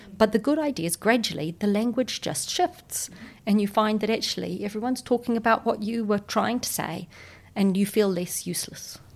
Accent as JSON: {"language": "English", "country": "New Zealand", "said": "I'm a New Zealander"}